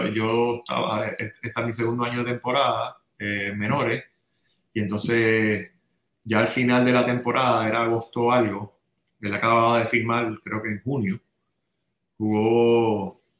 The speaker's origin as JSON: {"language": "Spanish", "town": "San Juan", "country": "Puerto Rico", "tie": "born or raised there", "also_born_or_lived": "Santurce"}